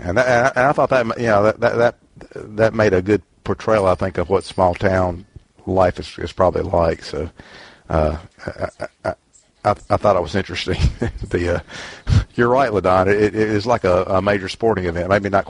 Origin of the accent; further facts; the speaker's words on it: Mississippi, United States; I am from Mississippi, where food is really important.